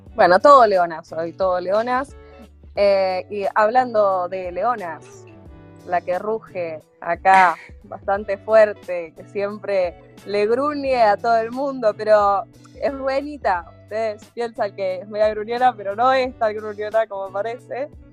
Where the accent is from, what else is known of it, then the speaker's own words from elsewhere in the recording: Cañada Rosquín, Santa Fe, Argentina; also born or lived in Rosario; Con mi familia futbolera íbamos los domingos a ver a la lluve como llamaban al club de mi pueblo, Cañada Rosquín